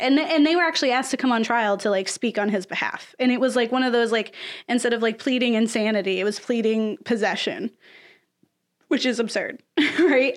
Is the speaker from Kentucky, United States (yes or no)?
no; Florida, United States; I'm from Florida